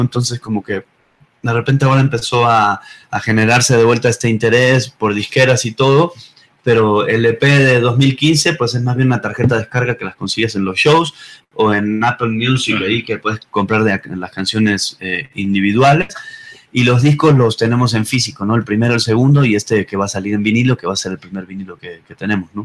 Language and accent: Spanish; Buenos Aires, Argentina; moved away as an adult; also born or lived in Playa del Carmen, Mexico; now in Mexico City, Mexico; yo soy de Buenos Aires, de Argentina. Vine a tocar hace ya como 14 años eh, a México.